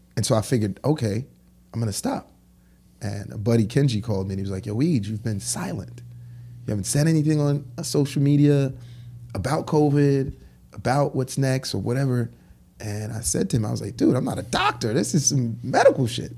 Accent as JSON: {"language": "English", "town": "New York City", "region": "New York", "country": "United States", "tie": "born or raised there", "also_born_or_lived": "Haiti", "said": "I grew up in Crown Heights, and I went to Brooklyn Tech"}